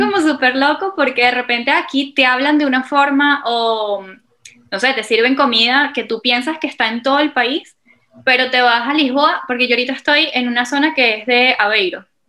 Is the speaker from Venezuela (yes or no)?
yes; Venezuela; moved away as an adult; now in Portugal; yo desde muy pequeña soy voluntaria de Olimpiadas Especiales Venezuela